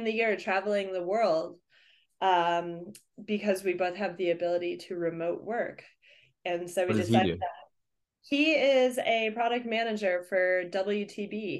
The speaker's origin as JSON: {"language": "English", "town": "Denver", "region": "Colorado", "country": "United States", "tie": "born or raised there", "also_born_or_lived": "Fort Collins, Colorado", "moved": "as an adult", "lives_now": "Bellingham, United States", "said": "I grew up in Denver, Colorado."}